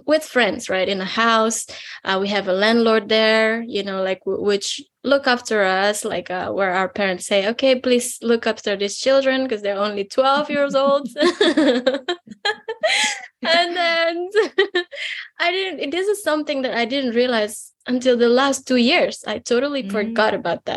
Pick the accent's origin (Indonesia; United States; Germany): Indonesia; western Indonesia; I am from Indonesia. I come from a very little village in a western part of Indonesia